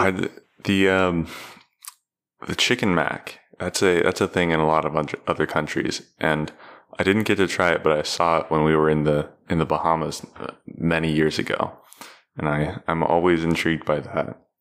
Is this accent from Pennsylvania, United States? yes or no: no; Cincinnati, Ohio, United States; I I grew up in Cincinnati